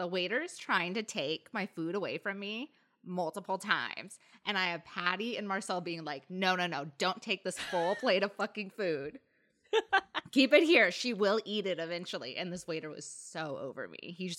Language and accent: English; Indiana, United States; oh my gosh, I grew up in Indiana.